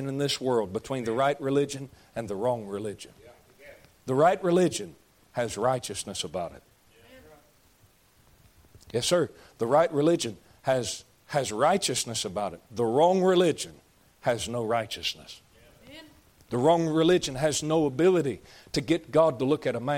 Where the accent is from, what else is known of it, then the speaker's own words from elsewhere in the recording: United States; I'm an American